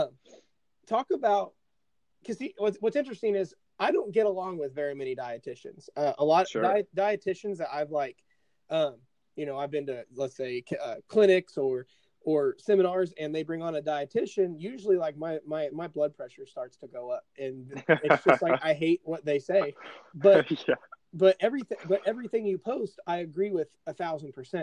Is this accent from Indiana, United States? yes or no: yes; 30 miles south of Indianapolis, United States; I'm basically about 30 miles south of Indy